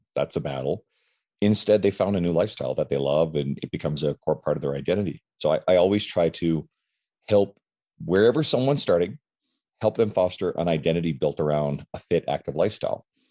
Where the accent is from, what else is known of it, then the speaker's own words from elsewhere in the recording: St. John's, Newfoundland and Labrador, Canada; now in Edmonton, Canada; I'm from um, originally from the east coast of Canada, St. John's, Newfoundland, but I live in Edmonton, Alberta